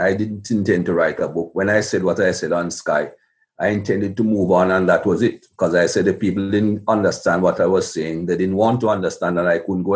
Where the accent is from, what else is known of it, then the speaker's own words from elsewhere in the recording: Jamaica; When I was a young man growing up in Jamaica